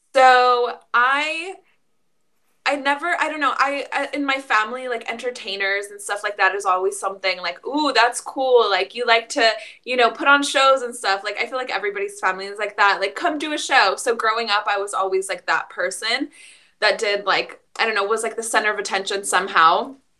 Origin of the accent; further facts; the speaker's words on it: Mexico; moved away; we are immigrants from Mexico